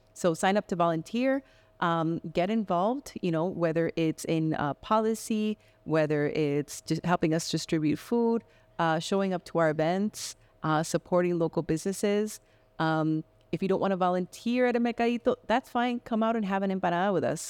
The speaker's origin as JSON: {"language": "English", "town": "Miami", "region": "Florida", "country": "United States", "tie": "born or raised there", "also_born_or_lived": "Medellin, Colombia", "moved": "yes", "lives_now": "Spokane, United States", "said": "I grew up in Miami, and that's where we, that's where I consider, um, part of my home"}